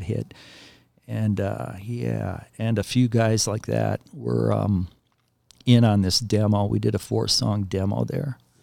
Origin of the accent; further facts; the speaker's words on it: Willmar, Minnesota, United States; I grew up in Wilmer, about a hundred miles west of the cities